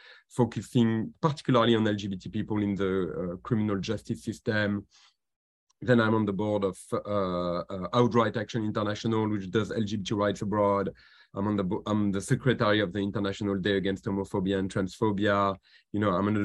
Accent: France; accent: French; English is a second language; moved away as an adult; also born or lived in Washington, United States; now in United States; I'm a Frenchman. You might have noticed it from my very slight accent. And I came to the United States when I was 22

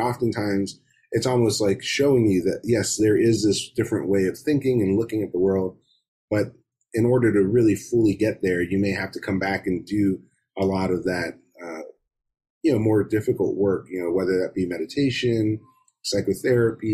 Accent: Miami, Florida, United States; I grew up in Miami in South Florida

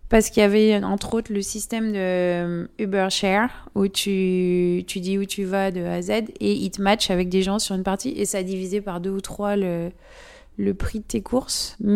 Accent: France; accent: French; Et moi, avec mon accent français, les gens pensaient toujours que j'étais une touriste.

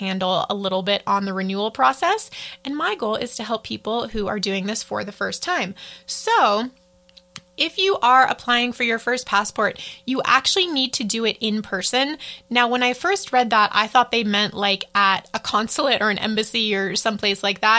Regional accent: United States; as an American

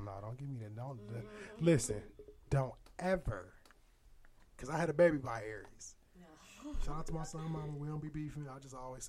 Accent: Aurora, Illinois, United States; moved away as an adult; now in St. Louis, United States; I'm from Aurora, Illinois, which is by Chicago

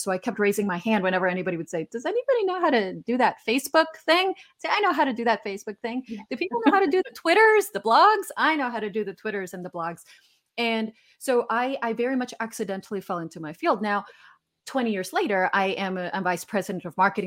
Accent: Guatemala; moved away; I'm originally from Guatemala, so I'm Hispanic

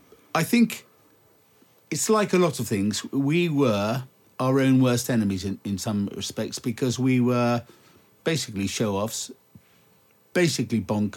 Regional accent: Singapore; also born or lived in Malaysia / Indonesia / Thailand; Because I was born and brought up in the Far East.

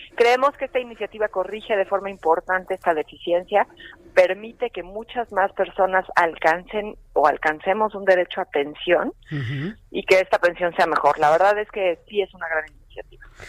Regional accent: Mexico; muchos mexicanos hemos visto la utilidad

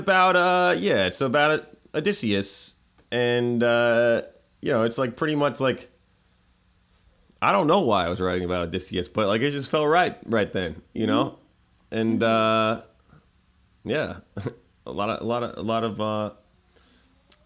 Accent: New York, United States; I think I talk like I'm from New York, which I am

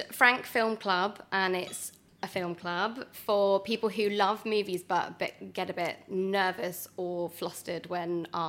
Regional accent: Bristol, South West England, United Kingdom; born or raised there; accent: Bristol; moved away as an adult

